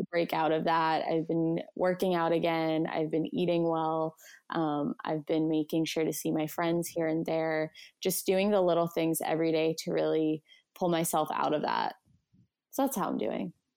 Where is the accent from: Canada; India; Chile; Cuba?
Canada; Vancouver, British Columbia; I'm from Vancouver, B C, Canada.